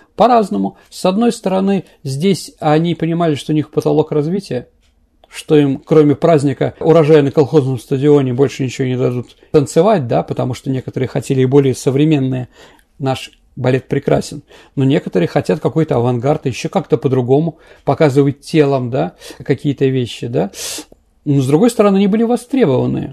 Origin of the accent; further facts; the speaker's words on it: Saint Petersburg, Russia; я как бы питерский человек